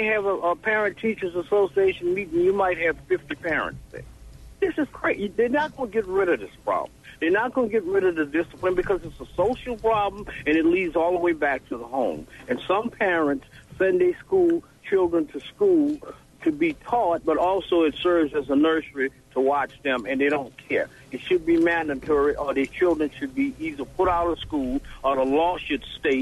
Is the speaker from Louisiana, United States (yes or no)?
yes; New Orleans, Louisiana, United States; now in Hattiesburg, United States; I'm from New Orleans, Louisiana